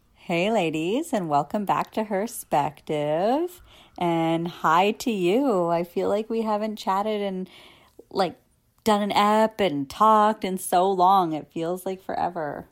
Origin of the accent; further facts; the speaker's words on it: Canada; as a Canadian